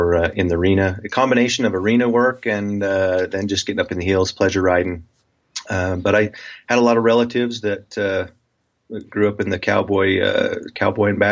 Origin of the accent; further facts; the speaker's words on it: Preston, Idaho, United States; now in Utah, United States; I grew up in a little town, Preston, Idaho, southeastern Idaho